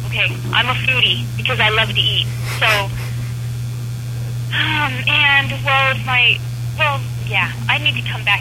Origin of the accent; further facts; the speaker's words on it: California, United States; moved away as an adult; also born or lived in Japan; now in Chicago, United States; I'm from California